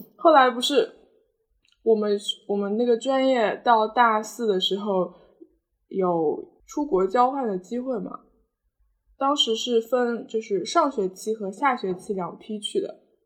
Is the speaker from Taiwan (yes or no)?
no; Nantong, Jiangsu, China; 南通是我的家乡嘛，毕竟